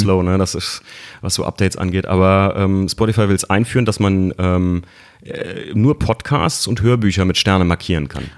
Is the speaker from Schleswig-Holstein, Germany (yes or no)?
no; Koblenz, Rhineland-Palatinate, Germany; ich komme ja eigentlich aus Koblenz